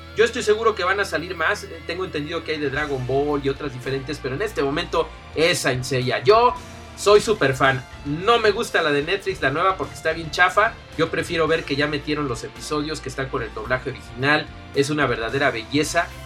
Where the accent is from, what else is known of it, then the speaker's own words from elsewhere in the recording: Mexico; En México y en Latinoamérica somos especialmente fans